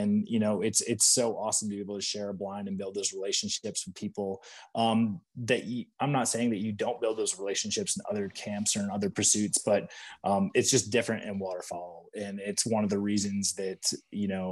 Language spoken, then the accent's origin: English; Michigan, United States; moved away as an adult; also born or lived in Maryland; I grew up largely whitetail and turkey hunting, being from Michigan.